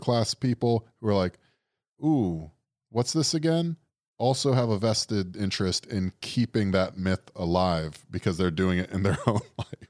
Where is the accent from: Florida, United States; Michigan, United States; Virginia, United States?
Florida, United States; we're from Florida